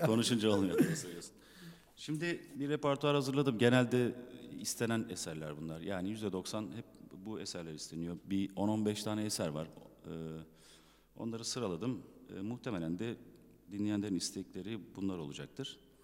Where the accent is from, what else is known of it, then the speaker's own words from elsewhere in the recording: İzmir, Turkey; also born or lived in Tunceli (ancestry); İzmir'de doğdum büyüdüm. Aslen Dersimliyim, Tunceliyim.